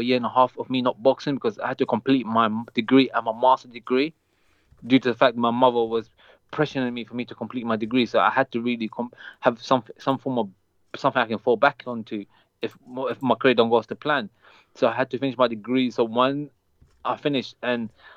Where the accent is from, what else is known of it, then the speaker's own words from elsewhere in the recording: London, United Kingdom; also born or lived in Saudi Arabia; I grew up in the UK